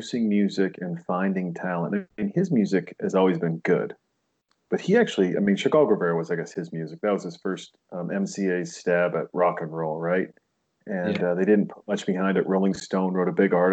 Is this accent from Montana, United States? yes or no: yes; Montana, United States; I was raised in Montana.